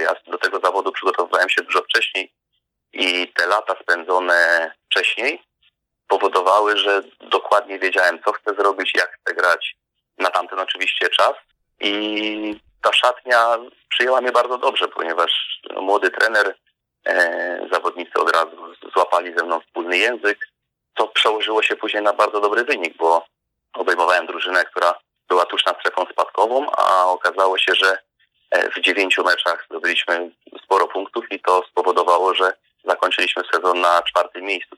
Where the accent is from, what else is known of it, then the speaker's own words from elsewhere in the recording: West Pomeranian Voivodeship, Poland; also born or lived in Szczecinek; Pochodzę z małej miejscowości na północy kraju. To było dawne województwo koszalińskie, obecnie teraz zachodniopomorskie